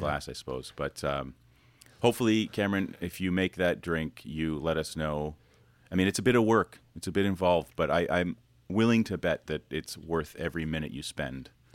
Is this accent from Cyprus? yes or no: no; Canada; I'm Canadian, I should speak fluent French-Canadian.